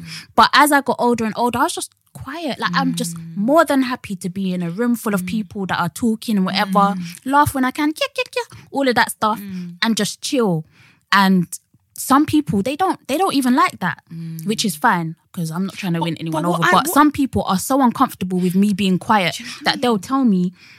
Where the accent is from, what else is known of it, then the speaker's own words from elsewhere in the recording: Jamaica; also born or lived in Barbados; I'm from Jamaica and Barbados. Of course, my ancestors are from Africa.